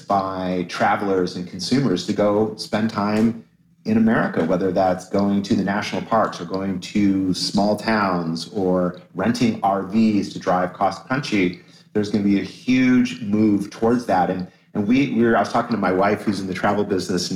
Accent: Toledo, Ohio, United States; I was born in Toledo

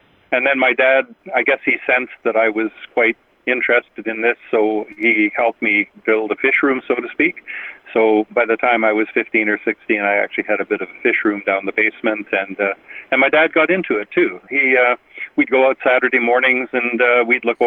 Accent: Winnipeg, Manitoba, Canada; I was born in Winnipeg and raised in Winnipeg, and I've been here all my life

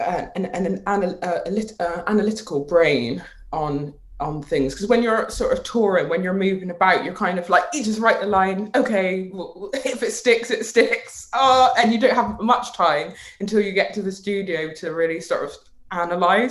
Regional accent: Bristol, South West England, United Kingdom; being born in Bristol being my hometown

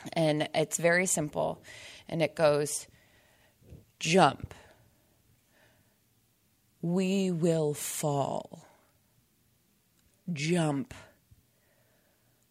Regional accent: Cincinnati, Ohio, United States; also born or lived in Indianapolis, Indiana / Dayton, Ohio; I grew up in Cincinnati, Ohio, and then lived in Indianapolis, Indiana for a long time

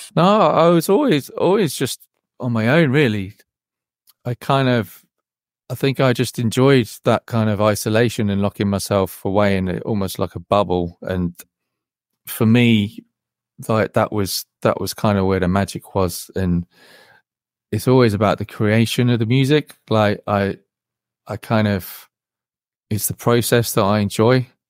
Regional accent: Wellingborough, East Midlands, United Kingdom; I grew, I grew, grew up in a, well, a small village near a town near Wellingborough

